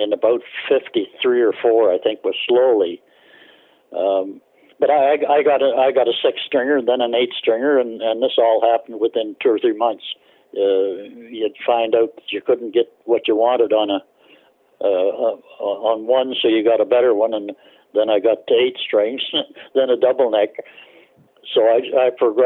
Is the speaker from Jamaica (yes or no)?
no; Bolton, Ontario, Canada; I was born in Bolton, which is just on the outskirts of Toronto now